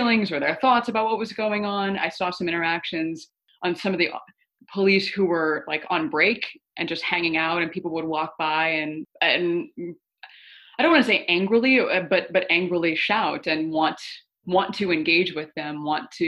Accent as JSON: {"language": "English", "region": "Minnesota", "country": "United States", "tie": "born or raised there", "moved": "yes", "lives_now": "Washington, D.C., United States", "said": "my home state of Minnesota"}